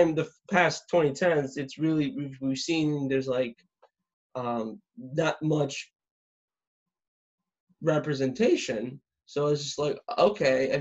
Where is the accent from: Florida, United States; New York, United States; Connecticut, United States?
Florida, United States; South; growing up in South Florida as a straight white guy